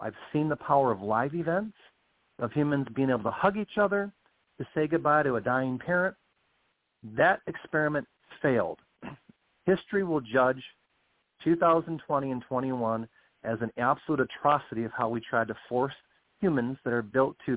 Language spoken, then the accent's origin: English; United States; I as an American citizen